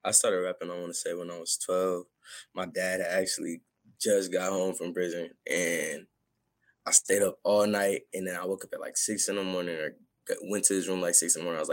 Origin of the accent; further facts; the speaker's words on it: Merced, California, United States; I'm from Merced, California